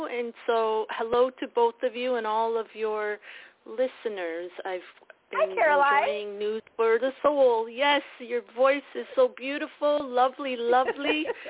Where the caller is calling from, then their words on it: Toronto, Ontario, Canada; Yes, Ontario, Toronto.